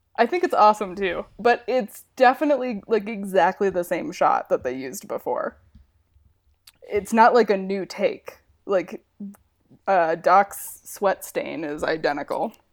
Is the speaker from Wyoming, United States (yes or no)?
yes; Wyoming, United States; moved away; I grew up in Wyoming.